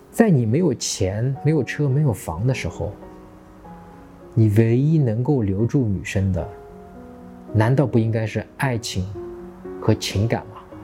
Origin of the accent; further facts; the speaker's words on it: China; 我们中国人